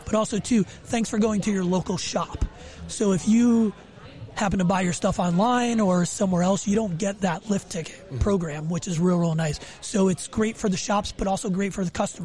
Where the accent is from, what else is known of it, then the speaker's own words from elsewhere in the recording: Connecticut, United States; I'm from Connecticut. Mm-hmm. That's where I'm out